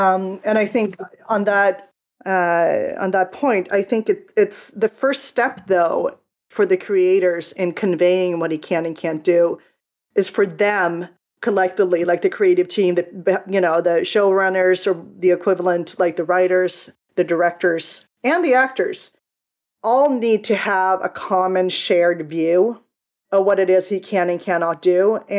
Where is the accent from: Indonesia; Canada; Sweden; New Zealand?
Sweden; English is a second language; I mean, where I grew up in Sweden, I had never heard of Daredevil until the Daredevil movie came out in 2003